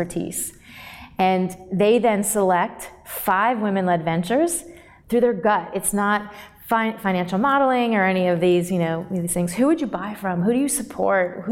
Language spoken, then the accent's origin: English; Connecticut, United States; moved away as an adult; also born or lived in Atlanta; I grew up in Connecticut, about 45 minutes outside of New York City